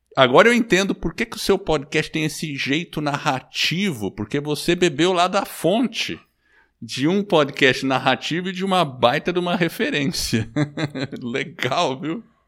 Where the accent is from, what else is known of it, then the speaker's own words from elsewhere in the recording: Brazil; also born or lived in United States; eu sou nascido nos Estados Unidos, vim pequeno para o Brasil